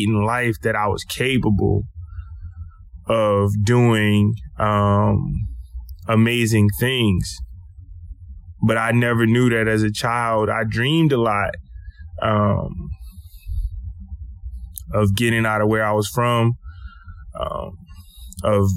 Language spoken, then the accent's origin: English; Lake Charles, Louisiana, United States; I grew up in Lake Charles, Louisiana, in a little neighborhood called Car Shop